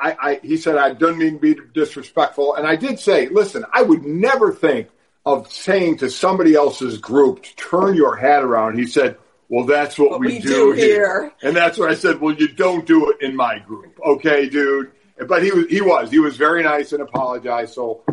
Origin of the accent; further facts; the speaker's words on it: Boston, Massachusetts, United States; We're from Southie here.